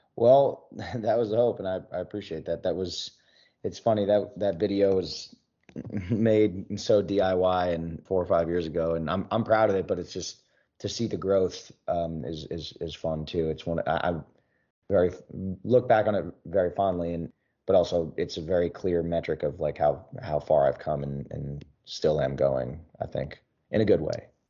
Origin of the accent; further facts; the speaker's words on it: Philadelphia, Pennsylvania, United States; now in Nashville, United States; back in my hometown. Well, near, near Philly